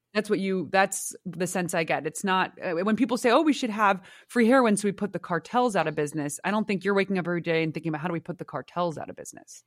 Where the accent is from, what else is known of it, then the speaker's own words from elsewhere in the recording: San Francisco, California, United States; my hometown